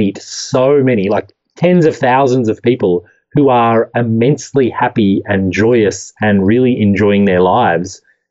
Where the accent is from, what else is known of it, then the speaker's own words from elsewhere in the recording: Australia; moved away; I grew up in Australia